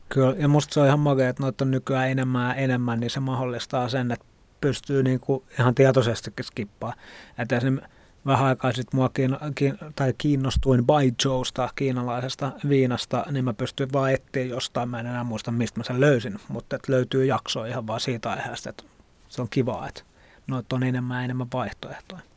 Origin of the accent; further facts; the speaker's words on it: Helsinki, Uusimaa, Finland; also born or lived in Tallinn; Mä oon helsinkiläinen ravintola ehkä sekatyön tekijä.